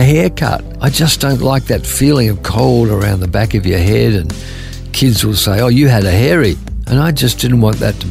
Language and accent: English; Adelaide, South Australia, Australia; moved away as an adult; I was born in 1946 in Adelaide, South Australia. I was there until I was 20.